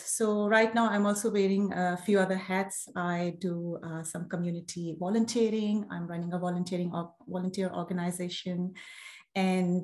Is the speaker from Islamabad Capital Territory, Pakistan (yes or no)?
yes; Islamabad, Islamabad Capital Territory, Pakistan; moved away as an adult; now in Australia; I'm originally from Pakistan. I was brought up in Islamabad, and Islamabad is the capital city, and it's my hometown. I spent the first 25 years of my life in Islamabad.